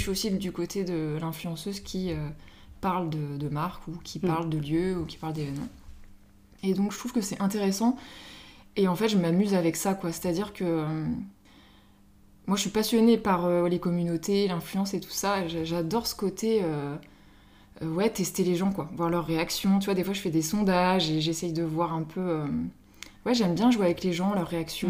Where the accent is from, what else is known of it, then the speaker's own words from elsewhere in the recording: Paris, Île-de-France, France; moved away as an adult; now in Mayenne, France; je suis parisienne euh, de base, je suis arrivée il y a 8 ans à Mayenne.